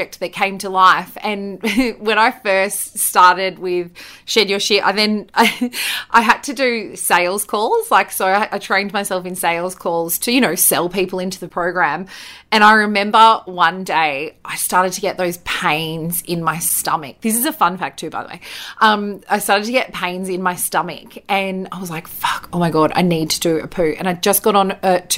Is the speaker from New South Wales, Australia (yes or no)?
yes; Bathurst, New South Wales, Australia; So my hometown is Bathurst in New South Wales in Australia, and that's where I grew up.